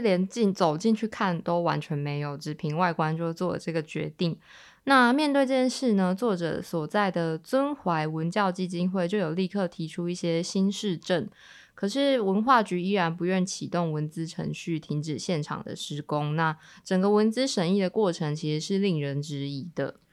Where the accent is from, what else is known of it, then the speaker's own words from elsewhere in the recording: Kaohsiung, Taiwan; 因为身为高雄人